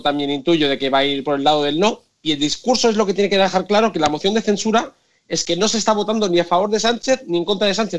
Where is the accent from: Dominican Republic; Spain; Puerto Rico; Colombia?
Spain; Tarragona, Catalonia; moved away as an adult; now in Brussels, Belgium; Yo soy de Tarragona